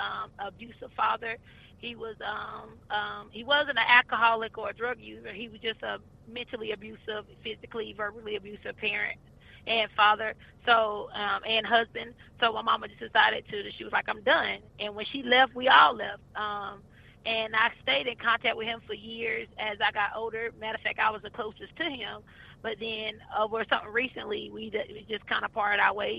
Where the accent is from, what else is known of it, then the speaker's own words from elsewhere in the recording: South Carolina, United States; moved away as an adult; now in Charlotte, United States; I'm originally from South Carolina. I'm a country girl